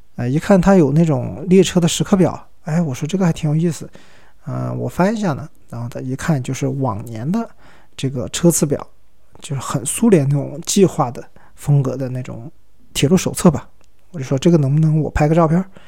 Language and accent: Chinese; China; 我是中国人